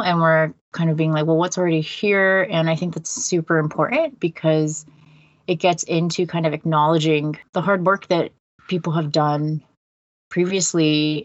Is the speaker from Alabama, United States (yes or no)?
no; California, United States; moved away as an adult; also born or lived in Netherlands; now in Toronto, Canada; I came to the Netherlands from California, where I'd like been my whole life